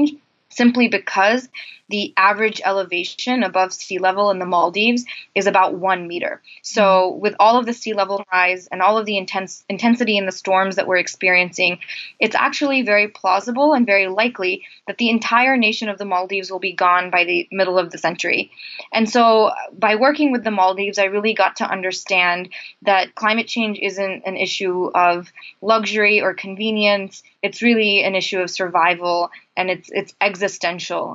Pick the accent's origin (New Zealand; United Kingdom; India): India; moved away; I'm originally from India, so I have always grown up and grown around kind of experiencing the dual challenges of development and poverty and the environment